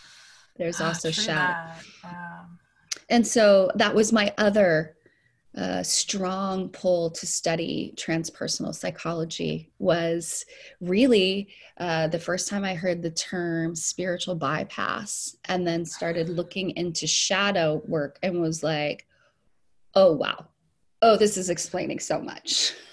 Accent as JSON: {"language": "English", "country": "Puerto Rico", "tie": "born or raised there", "also_born_or_lived": "Saint Lucia", "said": "I was born in the mission field, and I grew up in Puerto Rico and St. Lucia, and then even domestically, we moved around."}